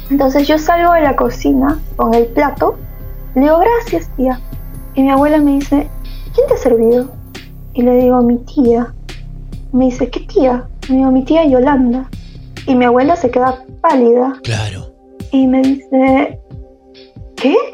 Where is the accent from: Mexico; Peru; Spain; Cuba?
Peru; moved away as an adult; now in Germany; Sí. vine por estudios y me quedé.